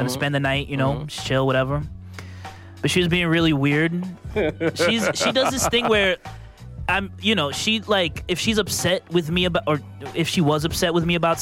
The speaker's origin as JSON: {"language": "English", "town": "New York City", "region": "New York", "country": "United States", "tie": "born or raised there", "said": "born and raised in the Bronx"}